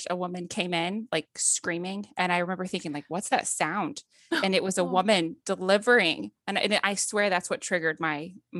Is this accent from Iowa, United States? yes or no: no; Wake Forest, North Carolina, United States; I'm from Wake Forest, North Carolina